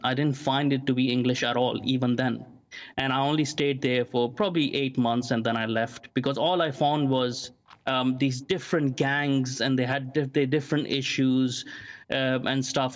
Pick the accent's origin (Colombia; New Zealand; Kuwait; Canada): Kuwait; also born or lived in London; now in Maldon, United Kingdom; even though I was born in Kuwait and I was living in Kuwait in the Middle East, um, my schooling was more British.